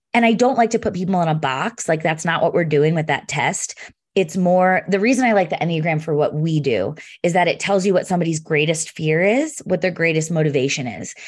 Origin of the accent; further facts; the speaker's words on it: Pennsylvania, United States; now in Denver, United States; I'm from Pennsylvania originally